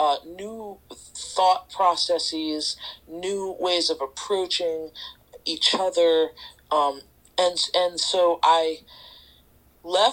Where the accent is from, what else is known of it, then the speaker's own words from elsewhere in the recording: Woodstock, New York, United States; also born or lived in Kingston, New York; I grew up here in Woodstock